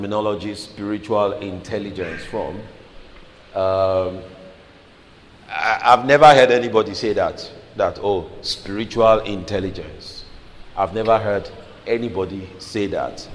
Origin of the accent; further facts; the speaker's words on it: Lagos, Nigeria; now in United Kingdom; I grew up in Lagos